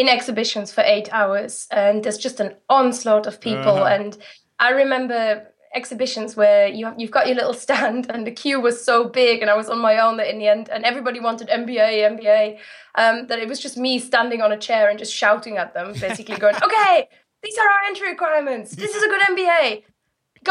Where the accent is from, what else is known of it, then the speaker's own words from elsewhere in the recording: Rhineland-Palatinate, Germany; English is a second language; moved away as an adult; now in United Kingdom; I'm from the Moselle Valley